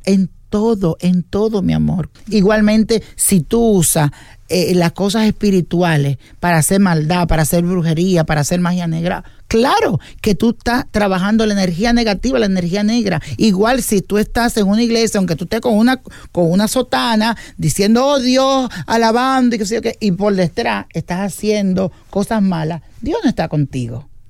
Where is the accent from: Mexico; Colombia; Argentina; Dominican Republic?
Dominican Republic; yo soy de República Dominicana